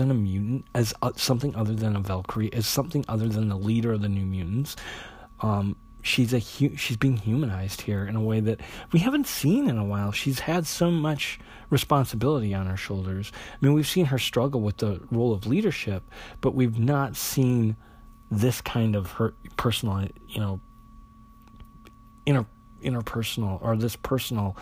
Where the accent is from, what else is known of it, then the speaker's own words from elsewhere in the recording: South Dakota, United States; I'm from South Dakota. That's where I grew up.